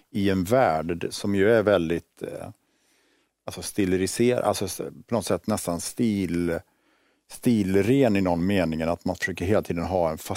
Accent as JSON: {"language": "Swedish", "town": "Borås", "region": "Västra Götaland", "country": "Sweden", "tie": "born or raised there", "said": "Jag växte upp i Borås, i liksom"}